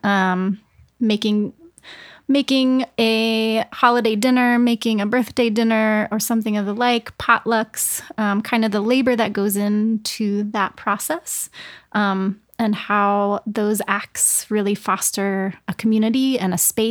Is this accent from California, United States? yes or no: no; St. Marys, Georgia, United States; moved away; I'm from Georgia, I am from a southern coastal town in Georgia called St. Mary's.